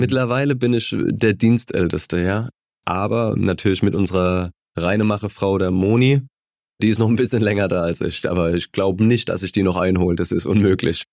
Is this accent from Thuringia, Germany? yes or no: no; Mannheim, Baden-Württemberg, Germany; die Gartenstadt, das war mein Verein, meine Heimat, da habe ich Kicken gelernt mit meinen Freunden